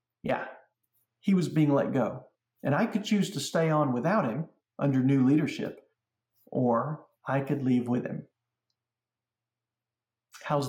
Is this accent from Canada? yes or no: no; Alabama, United States; moved away as an adult; also born or lived in Birmingham, Alabama; now in Glastonbury, United States; I was born in Alabama. I was raised in Alabama.